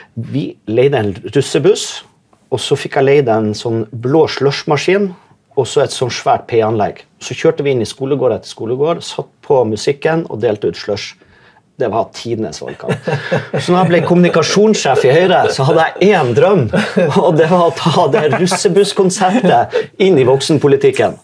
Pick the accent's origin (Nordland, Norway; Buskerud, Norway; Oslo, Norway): Nordland, Norway; Vesterålen; jeg er jo fra Vesterålen